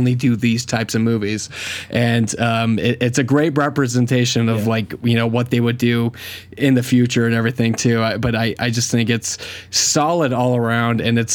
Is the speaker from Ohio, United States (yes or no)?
no; Arizona, United States; I was born and raised in Arizona, small town hick Arizona